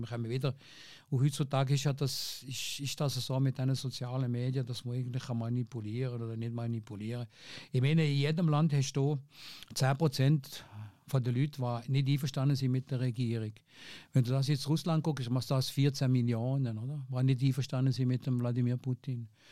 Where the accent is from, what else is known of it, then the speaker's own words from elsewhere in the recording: Fribourg, Switzerland; accent: Seisler; also born or lived in Tafers; ich bin natürlich aufgewachsen in einem, in einem, in einem Milieu, in Freiburg